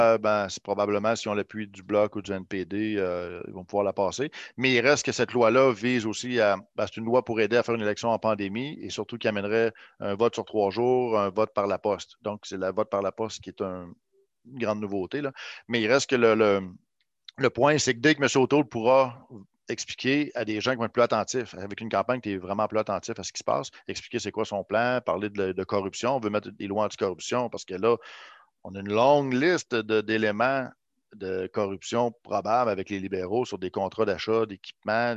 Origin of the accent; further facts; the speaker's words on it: Quebec City, Quebec, Canada; je connaissais le territoire parce que je viens d'ici